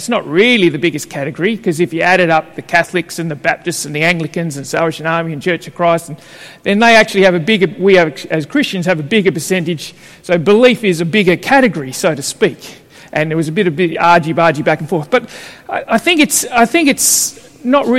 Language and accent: English; Melbourne, Victoria, Australia; moved away; I grew up in Carlton when I was young